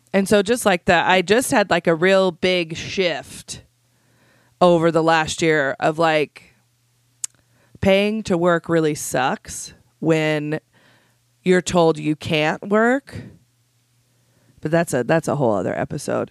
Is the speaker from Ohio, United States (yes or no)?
no; south of Idaho Falls, United States; I grew up in a super teeny town just south of here